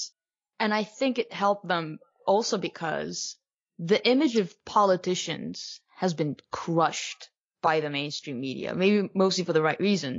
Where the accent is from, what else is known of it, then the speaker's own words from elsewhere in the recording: Turkey; I'm from Turkey and I've lived under the rule of a strongman